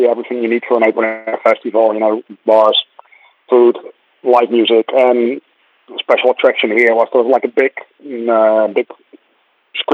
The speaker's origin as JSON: {"language": "English", "town": "Rotterdam", "region": "South Holland", "country": "Netherlands", "moved": "as an adult", "lives_now": "Dublin, Ireland", "said": "I live in Dublin, in Ireland. I've been here for nearly 12 years now. I'm originally from Rotterdam and Holland."}